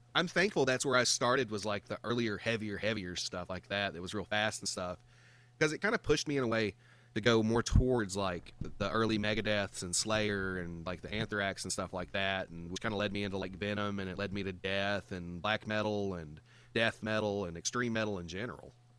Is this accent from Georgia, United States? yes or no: yes; Georgia, United States; I'm from the South, man. I'm from Georgia.